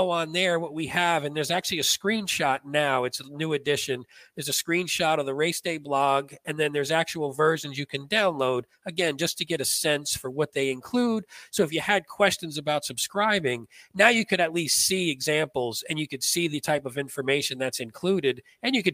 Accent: East Coast, United States; but you know we're from the East Coast, baby. We break the rules.

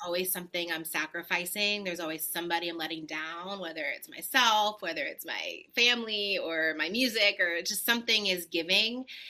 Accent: Los Angeles, California, United States; moved away as an adult; also born or lived in New York; now in Nashville, United States; Born and raised

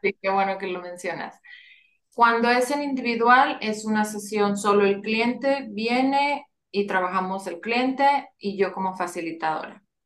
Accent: Monterrey, Nuevo León, Mexico; moved away as an adult; now in San Antonio, United States; Yo nací en Monterrey y actualmente vivo en San Antonio, Texas. Ya tengo más de 20 años viviendo aquí.

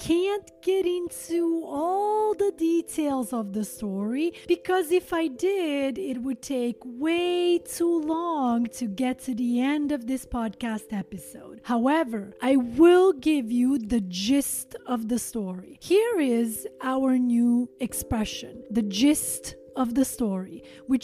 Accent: Montenegro; my home country, Montenegro

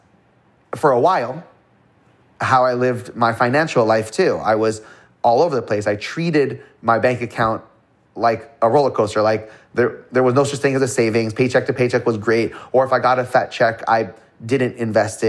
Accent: Toronto, Ontario, Canada; I was born in Toronto, Canada, to not well-to-do family by any means.

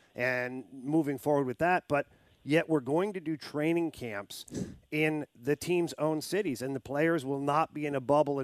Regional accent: Canada; I'm from Canada.

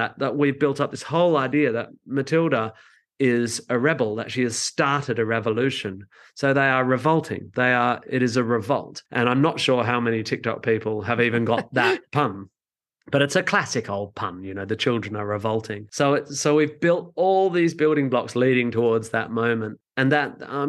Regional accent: Australia; I'm from Australia

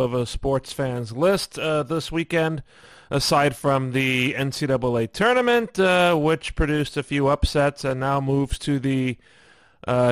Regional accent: New York City, New York, United States; my hometown or home yard, if you will. Brooklyn

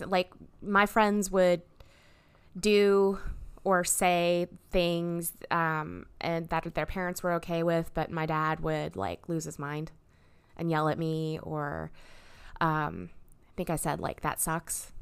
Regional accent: Fairbanks, Alaska, United States; now in Louisville, United States; I was born up in Fairbanks

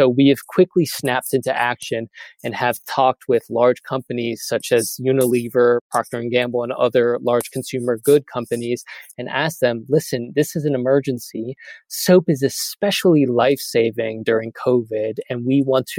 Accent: United States; I am an American

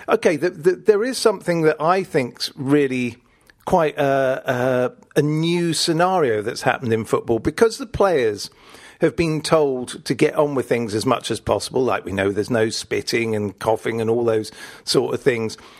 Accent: Richmond, London, United Kingdom; we had this complex of venues where I grew up in Richmond

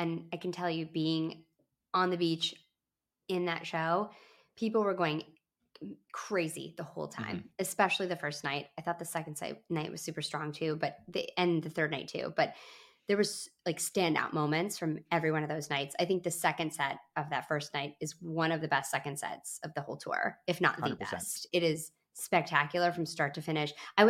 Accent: Midwest, United States; I've never been to Alpine Valley, even though I'm from the Midwest.

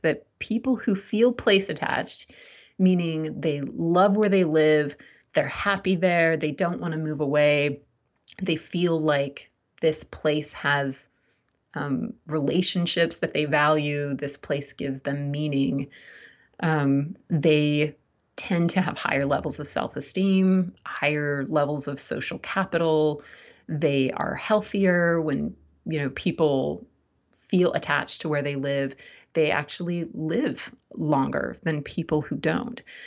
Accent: Southern California, United States; moved away as an adult; also born or lived in East Coast / Midwest; now in Blacksburg, United States; I grew up in Southern California and never moved a single time

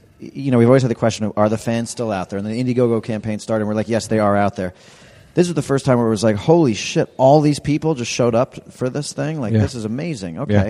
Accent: New York City, New York, United States; growing up in New York City, we just didn't do Arby's.

